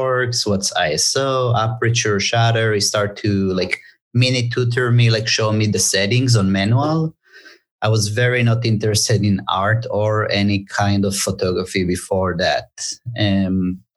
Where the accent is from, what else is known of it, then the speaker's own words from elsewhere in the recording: Tel Aviv, Tel Aviv District, Israel; moved away as an adult; now in Los Angeles, United States; originally I'm from Tel Aviv, Israel. And after the military service, like any Israeli